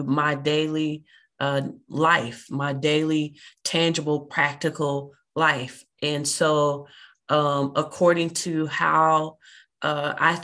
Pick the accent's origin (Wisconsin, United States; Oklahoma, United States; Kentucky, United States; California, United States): Oklahoma, United States; Oklahoma City; moved away as an adult; also born or lived in the South (US) / China; I am from Oklahoma City, Oklahoma, born and raised there, but moved to the South, where I've lived for a lot of my adult life, apart from living in China 2 years